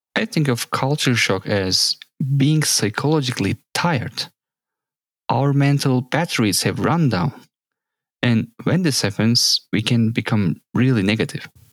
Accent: Samsun, Turkey; moved away as an adult; also born or lived in Ankara; when I came from my hometown, Samsun, to Ankara to study

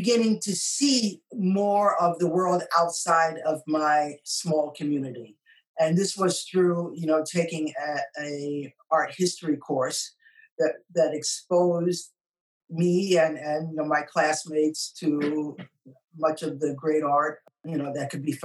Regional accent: New York City, New York, United States; moved away as an adult; now in Japan; I'm from New York City. I grew up in Washington Heights, which is uptown in Manhattan

